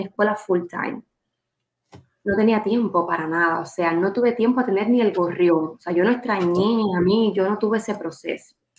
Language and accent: Spanish; Manuel Tames, Guantánamo, Cuba; moved away as an adult; now in Miami, United States; soy de un municipio de Guantánamo, de un centralito allá que se llama Manuel Tames. Y literal me sacaron de Manuel Tames y me pusieron en Miami.